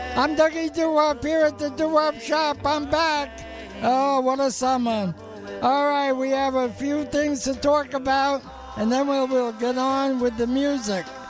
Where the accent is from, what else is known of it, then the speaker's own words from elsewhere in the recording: New York City, New York, United States; moved away; I'm from New York City